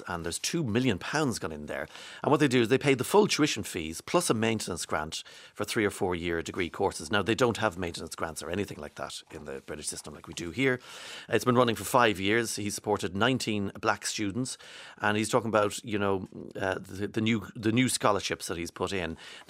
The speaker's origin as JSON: {"language": "English", "town": "Kilkerran", "region": "County Galway", "country": "Ireland", "lives_now": "Australia", "said": "I'm originally from Kilkerran in East Galway."}